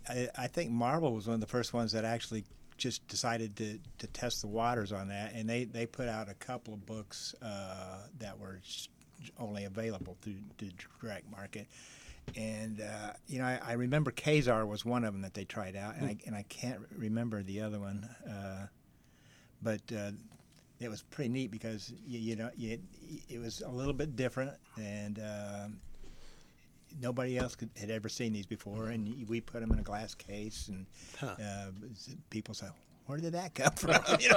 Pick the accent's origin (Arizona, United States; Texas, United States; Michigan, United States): Texas, United States; born there; also born or lived in Jacksonville, Illinois / Carbondale, Illinois; I was born in Texas. I moved to Jacksonville, Illinois, and then I moved to Carbondale in 75.